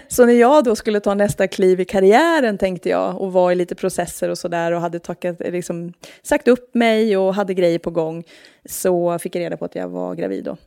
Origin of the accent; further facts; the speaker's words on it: Norrköping, Östergötland, Sweden; moved away as an adult; now in Stockholm, Sweden; Jag är från Norrköping